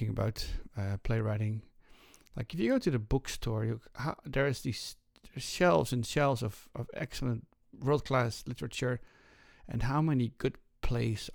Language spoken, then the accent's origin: English; Netherlands; moved away as an adult; I was raised in the Netherlands.